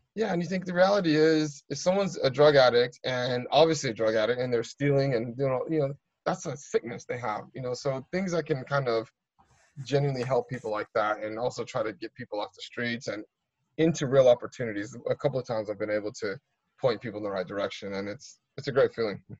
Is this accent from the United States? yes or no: yes; United States; now in United Kingdom; I'm American